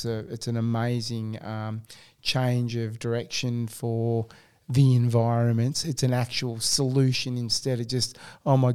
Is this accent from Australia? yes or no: yes; East Coast, Australia; moved away as an adult; now in Western Australia, Australia; I'm from the East Coast, and I have been here for 14 and a half years now